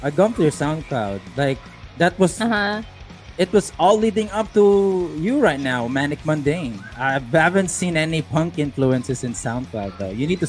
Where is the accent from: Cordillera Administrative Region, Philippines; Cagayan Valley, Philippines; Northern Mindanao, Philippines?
Northern Mindanao, Philippines; Cagayan de Oro; Because we're from CDO, Kat.